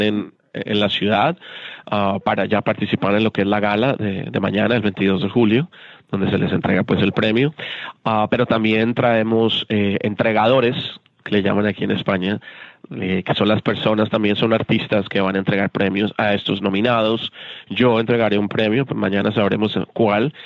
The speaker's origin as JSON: {"language": "Spanish", "country": "Colombia", "said": "soy colombiano"}